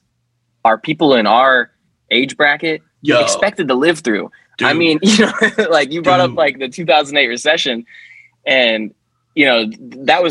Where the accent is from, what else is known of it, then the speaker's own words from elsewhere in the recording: United States; we as American people